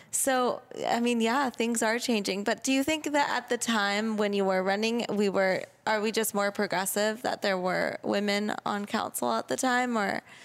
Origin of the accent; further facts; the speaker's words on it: Laguna Beach, California, United States; I grew up in Laguna